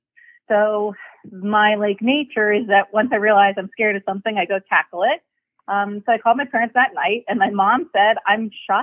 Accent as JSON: {"language": "English", "town": "Los Angeles", "region": "California", "country": "United States", "tie": "born or raised there", "said": "So I grew up in California, in Los Angeles, and I was a terrible, terrible Catholic."}